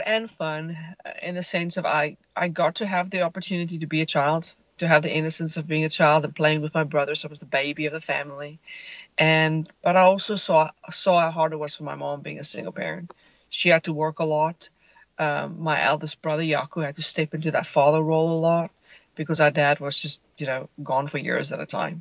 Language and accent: English; suburb just outside Johannesburg, Gauteng, South Africa; I grew up in a suburb just outside Johannesburg, South Africa.